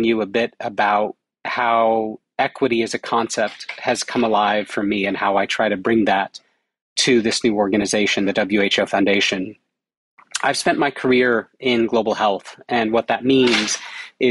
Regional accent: United States; accent: American; It came as an American, which you can tell by my accent.

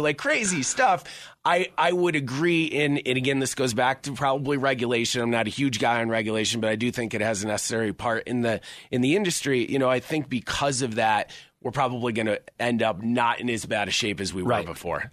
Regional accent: Syracuse, New York, United States; now in Colorado, United States; I'm from Syracuse, New York originally. Came out here in 2005

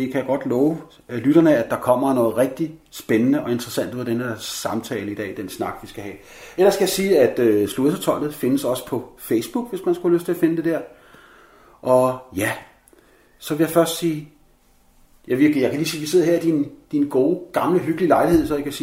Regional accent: Goa, India; og Goa, ja. hvor jeg kommer fra

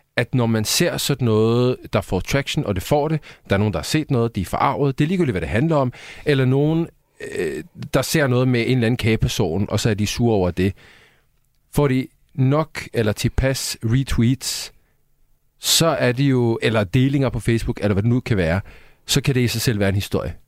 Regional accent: Sweden; now in Denmark; Jeg er svensker

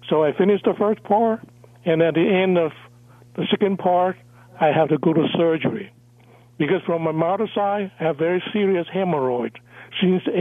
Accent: Saigon, Ho Chi Minh City, Vietnam; English is a second language; were born in Vietnam. So I consider Vietnam my hometown. Right. And then we grew up in the Chinese portion of the of the capital Saigon. Yeah. So actually, we all speak Cantonese there, and we went to Cantonese school

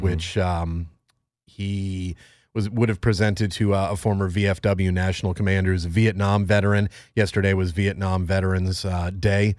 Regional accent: Northeast, United States; I'm from the Northeast

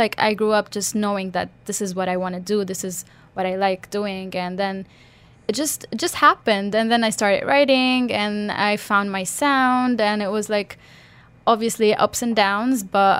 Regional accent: Lebanon; I grew up in Lebanon as well

